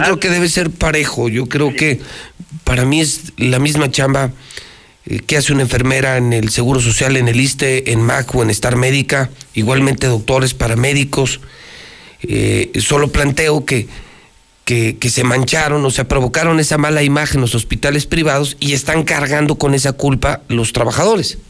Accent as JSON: {"language": "Spanish", "country": "Mexico", "said": "soy romano, mexicano, trianero"}